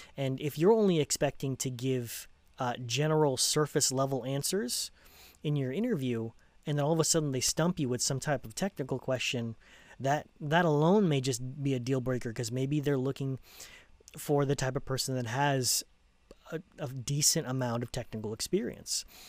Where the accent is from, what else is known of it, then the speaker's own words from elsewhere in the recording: United States; also born or lived in Los Angeles County, California; I'm American